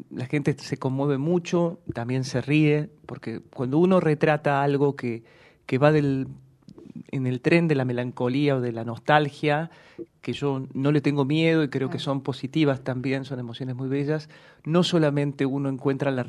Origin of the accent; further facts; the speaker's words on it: Córdoba, Argentina; moved away; cuando yo llegué de Córdoba hace treinta años, treinta 30 años, no tenía un solo teléfono en la agenda.